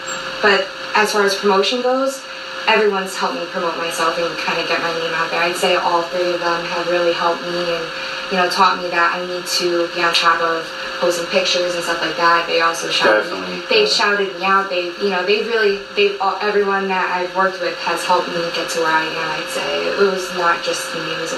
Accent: Naugatuck, Connecticut, United States; a barbershop in Naugatuck, which is my hometown.

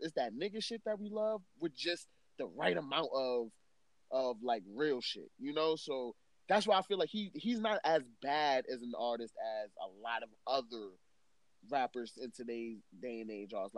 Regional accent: New York City, New York, United States; I am unapologetically a New Yorker

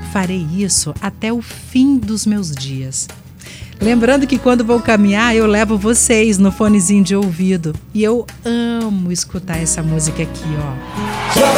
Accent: Argentina; Portuguese is a second language; now in Guarapari, Brazil; Bom, eu sou uma irmã né, de vocês. É isso aí, sou argentina. E quando eu tinha 18 anos, eu vim conhecer o Espírito Santo com alguns amigos.

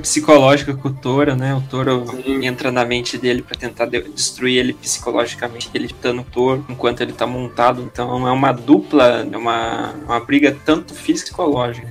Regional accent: Paraná, Brazil; Eu sou paranaense

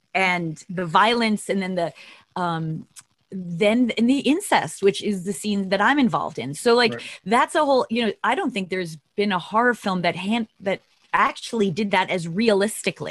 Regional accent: Long Island, New York, United States; I'm from Long Island

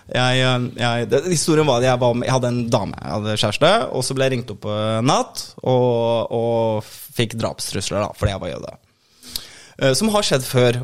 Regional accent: Oslo, Norway; moved away as an adult; also born or lived in Bergen; jeg vokste opp i Oslo, og så, liksom, og så var jeg til og så, Jeg flyttet til Bergen da jeg var 24-ish

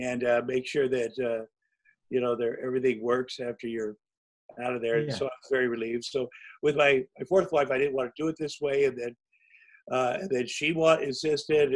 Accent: Iowa, United States; moved away; when I grew up in Iowa

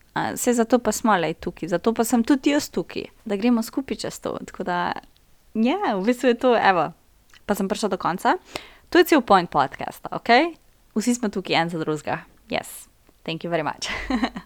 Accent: Brežice, Lower Sava, Slovenia; moved away as an adult; now in Ljubljana, Slovenia; Prihajam iz Brežic, za vse tiste, ki ne veste, Brežice so Štajerska

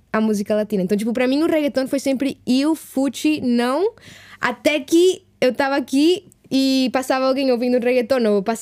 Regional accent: Mexico; Portuguese is a second language; de onde eu cresci no México é super, tipo, influência americana, super...

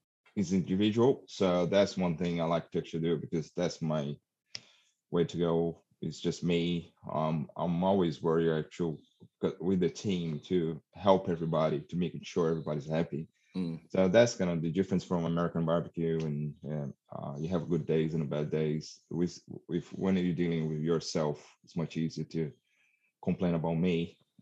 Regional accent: South Australia, Australia; and I'm from South Australia, so it took me a while to actually go across borders and compete in in Sydney

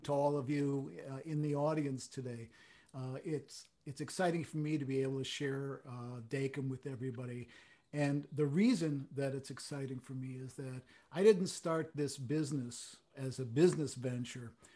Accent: Chicago, Illinois, United States; I grew up in Chicago

